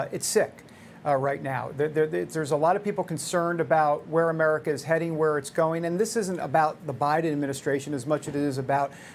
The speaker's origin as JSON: {"language": "English", "region": "New York", "country": "United States", "said": "I'm from New York"}